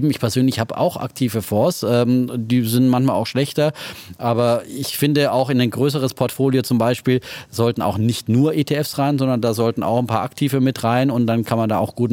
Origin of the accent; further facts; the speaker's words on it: East Germany, Germany; ich komme aus dem Osten.